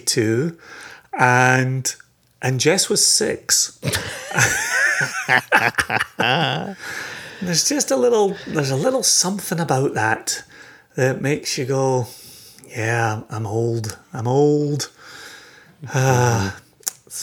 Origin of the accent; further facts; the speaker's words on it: Scotland, United Kingdom; born and raised in Scotland